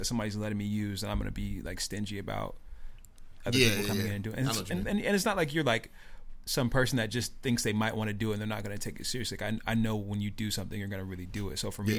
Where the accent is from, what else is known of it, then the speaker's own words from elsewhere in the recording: Tacoma, Washington, United States; I'm from Tacoma.